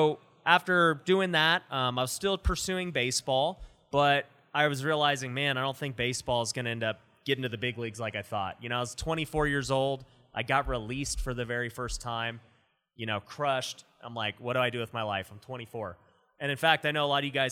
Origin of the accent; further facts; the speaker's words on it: Las Vegas, Nevada, United States; So I grew up here in Vegas, you know, born and raised.